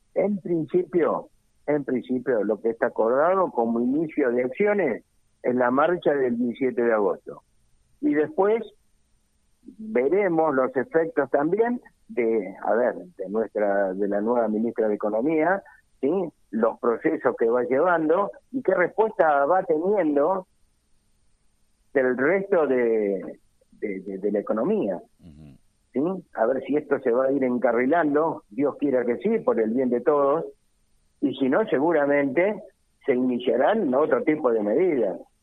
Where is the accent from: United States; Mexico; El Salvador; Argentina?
Argentina; nosotros como argentinos